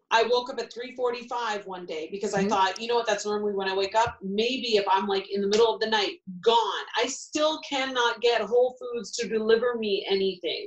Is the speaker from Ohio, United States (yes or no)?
yes; Ohio, United States; now in New York City, United States; where I grew up